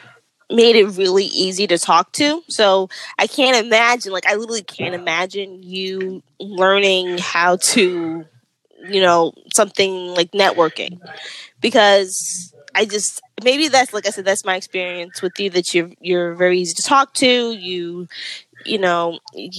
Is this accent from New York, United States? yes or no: yes; New York, United States; I'm a New Yorker